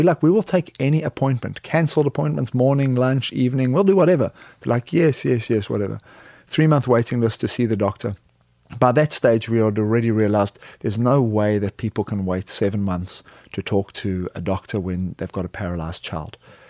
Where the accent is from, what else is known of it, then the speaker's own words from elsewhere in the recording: South Africa; moved away as an adult; now in United States; I am originally a South African, played rugby, moved to the U.S. to play rugby in Aspen, Colorado